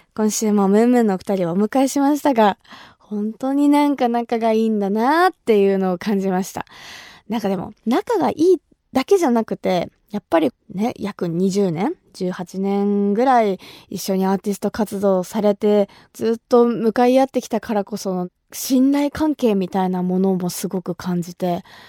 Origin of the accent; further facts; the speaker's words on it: Kumamoto, Japan; 私が生まれ育った熊本